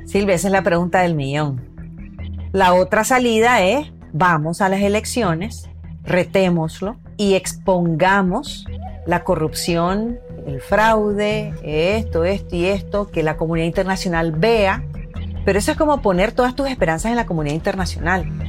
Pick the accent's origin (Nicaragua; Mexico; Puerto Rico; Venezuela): Nicaragua; Yo viví, yo crecí en Nicaragua, yo soy nicaragüense